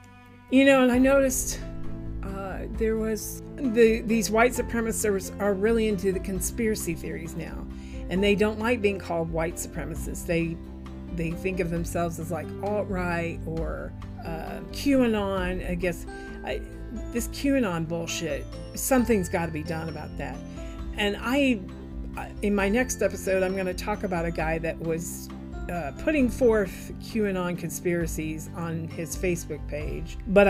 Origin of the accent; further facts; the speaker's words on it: Midwest, United States; And especially because I was brought up in the Midwest, where manners were everything.